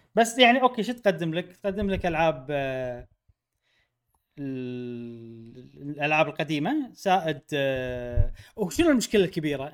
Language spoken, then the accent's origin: Arabic; Kuwait; انا من الكويت